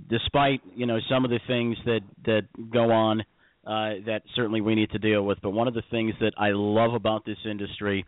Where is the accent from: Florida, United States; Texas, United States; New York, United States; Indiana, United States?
Indiana, United States; Indiana's my home state